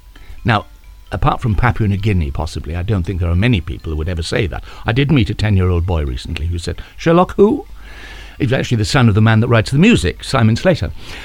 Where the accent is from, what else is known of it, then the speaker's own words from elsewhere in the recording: South Wales, United Kingdom; I'm from South Wales.